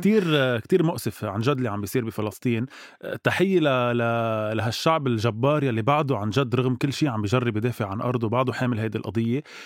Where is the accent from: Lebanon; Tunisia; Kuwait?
Lebanon; نحن كشعب لبناني وعربي